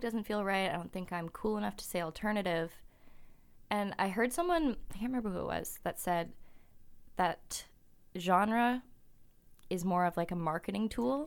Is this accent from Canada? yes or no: yes; Kelowna, British Columbia, Canada; moved away as an adult; now in Vancouver, Canada; I'm from Kelowna and it's a small town